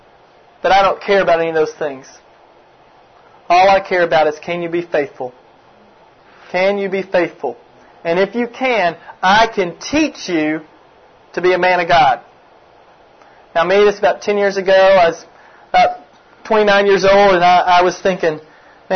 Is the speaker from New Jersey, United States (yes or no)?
no; Kentucky, United States; now in Memphis, United States; I'm actually from Kentucky originally, if anybody's from Kentucky, but I'm living in Memphis, Tennessee for the past 12 years